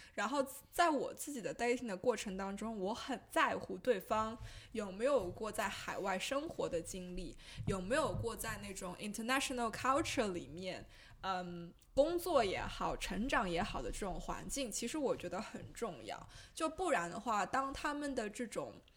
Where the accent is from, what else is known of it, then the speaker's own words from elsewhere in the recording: China; first language Chinese; moved away; 我过去三十多年一直在上海生活